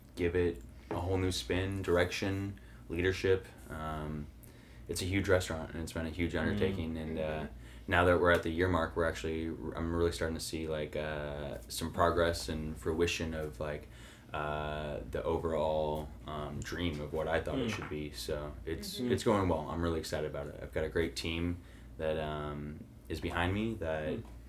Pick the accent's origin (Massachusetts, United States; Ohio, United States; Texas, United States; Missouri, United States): Missouri, United States; Farmington; moved away as an adult; also born or lived in St. Louis, Missouri; now in Illinois, United States; I was raised in Farmington, Missouri, so an hour south of St. Louis.